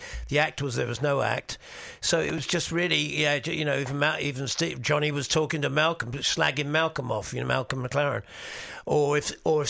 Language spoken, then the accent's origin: English; England, United Kingdom; born or raised there; also born or lived in New York, United States